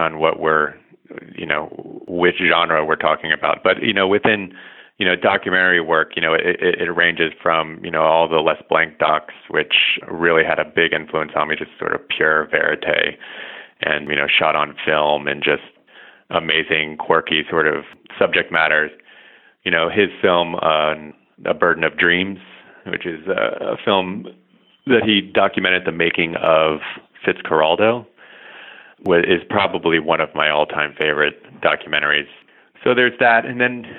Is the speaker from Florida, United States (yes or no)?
yes; Miami, Florida, United States; moved away as an adult; also born or lived in Atlanta, Georgia; now in New York City, United States; I grew up in Miami and sort of slowly made my way out of Florida